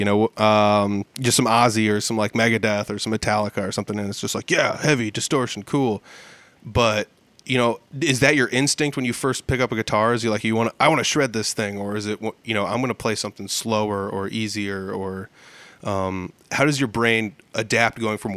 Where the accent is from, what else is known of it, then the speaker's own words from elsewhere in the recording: Humboldt, Iowa, United States; I grew up in Humboldt and there were a lot of people here who played music